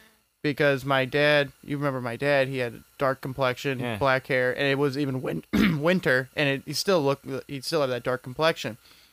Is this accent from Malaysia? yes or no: no; United Kingdom; I'm British. That's the other majority.